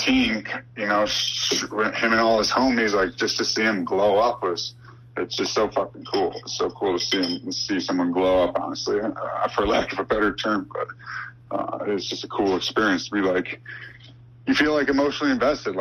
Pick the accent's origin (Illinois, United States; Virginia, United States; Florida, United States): Illinois, United States; Chicago; I'm from Chicago